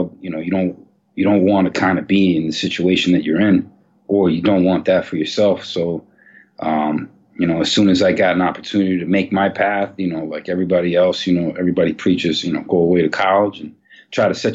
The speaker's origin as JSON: {"language": "English", "town": "New York City", "region": "New York", "country": "United States", "tie": "born or raised there", "said": "I actually grew up on 135th Street and Broadway in Manhattan"}